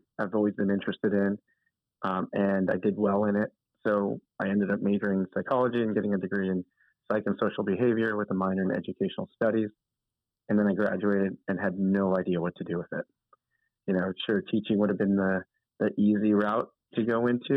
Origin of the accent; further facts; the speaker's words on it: La Mirada, California, United States; also born or lived in Philippines / Nigeria / Connecticut / New York; the city that I grew up in La Mirada